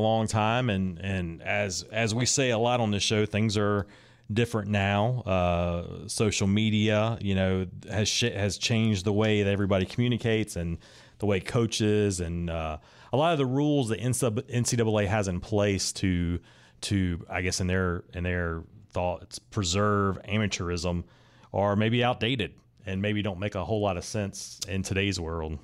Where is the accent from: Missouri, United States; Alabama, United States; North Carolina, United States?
North Carolina, United States; Raleigh; I am from Raleigh, kind of grew up on that side of Raleigh that's kind of in between Garner and Fuquay